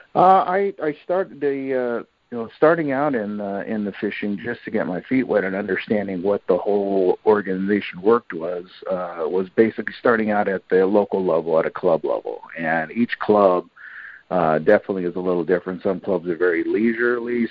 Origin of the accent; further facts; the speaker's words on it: Portland, Oregon, United States; growing up here in the Portland area, uh, you know, I said, our we had plenty of waterways to fish from